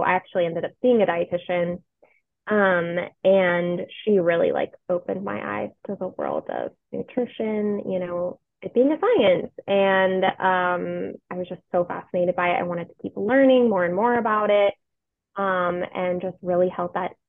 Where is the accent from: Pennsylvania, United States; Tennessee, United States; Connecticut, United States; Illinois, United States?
Tennessee, United States; Franklin; also born or lived in Temple, Texas / Nashville, Tennessee; I grew up in Franklin, Tennessee